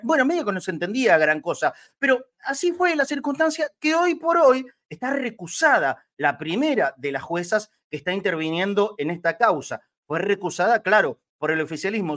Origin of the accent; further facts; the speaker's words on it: Argentina; somos argentinos. A ver, no dejaremos de ser argentinos nunca. Y por supuesto que me incluyo